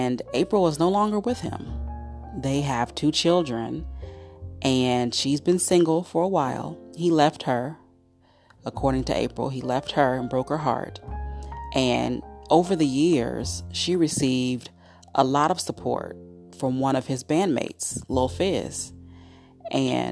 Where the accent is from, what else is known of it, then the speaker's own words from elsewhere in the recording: Cincinnati, Ohio, United States; my hometown of Cincinnati, Ohio